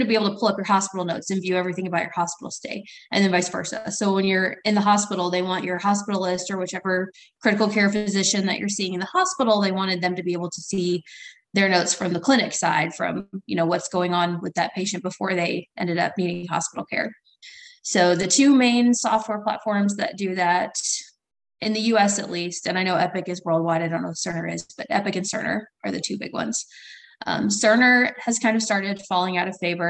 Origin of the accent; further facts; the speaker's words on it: Southern Illinois, United States; also born or lived in St. Louis, Missouri; So I grew up in Southern Illinois. I grew up in a tiny town about an hour north of Carbondale